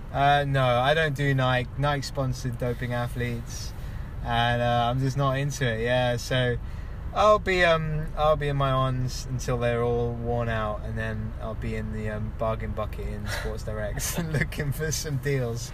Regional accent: London, United Kingdom; moved away as an adult; also born or lived in Kenya; now in Blaenau Ffestiniog, United Kingdom; I'm from England, born and bred in London

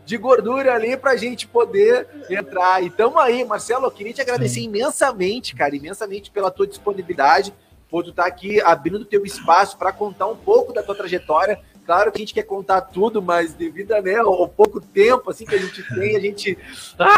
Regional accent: Rio de Janeiro, Brazil; born there; eu não era nem nascido, eu nasci em 87, na Barra da Tijuca, no Rio de Janeiro.

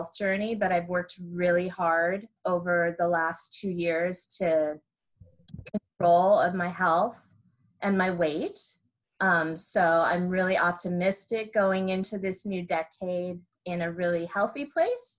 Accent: Ventura County, Southern California, United States; born and raised Californian, daughter of two native Californians

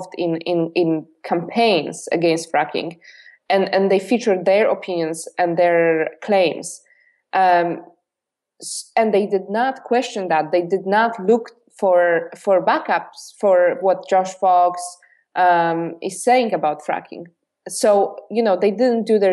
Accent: Poland; English is a second language; moved away as an adult; I've been born and raised in Poland. I only lived in Poland when I was 21

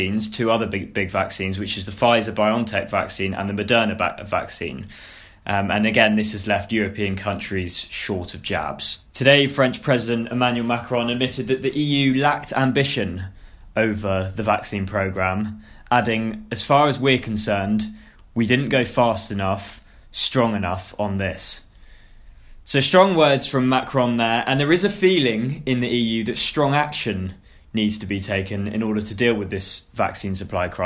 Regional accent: United Kingdom; I've been talking as a Brit

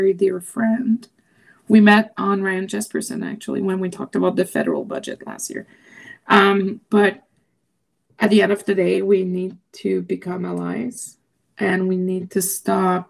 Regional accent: Quebec, Canada; first language French; English is a second language; now in Alberta, Canada; I was born in Quebec. My first language is French.

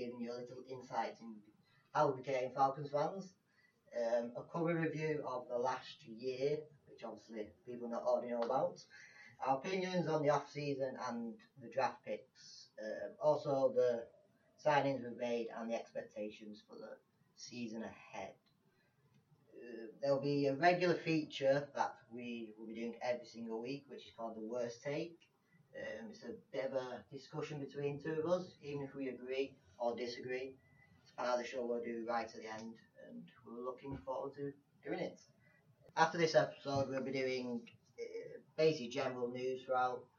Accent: England, United Kingdom; As we are from England

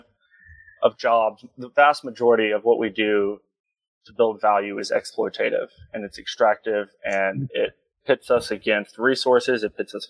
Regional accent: Texas, United States; from Texas, seventh generation. Grew up on a farm out here

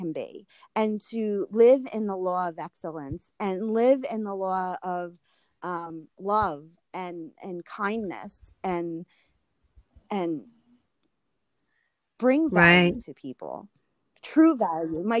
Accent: New York, United States; I'm an Italian New Yorker

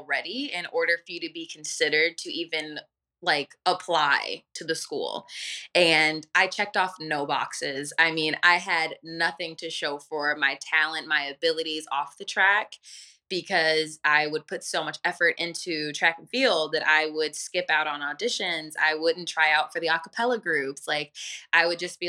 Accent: Northville, Michigan, United States; I was raised in Northville, Michigan, which is like a suburbs of Detroit

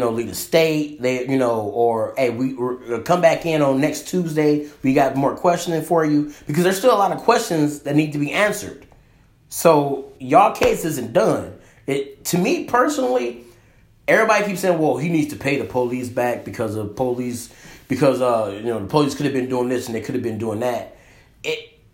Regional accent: Detroit, Michigan, United States; we grew up in Detroit

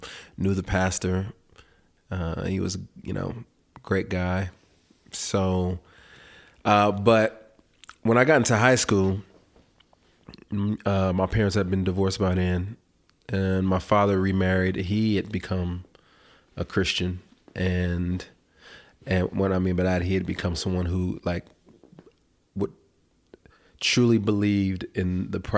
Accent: California, United States; I grew up in California

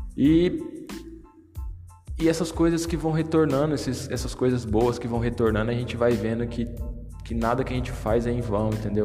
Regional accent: Brazil; moved away as an adult; now in Portugal; eu vim do Brasil no momento em que eu tinha tudo para continuar no Brasil, tinha uma casa, tinha um trabalho bom

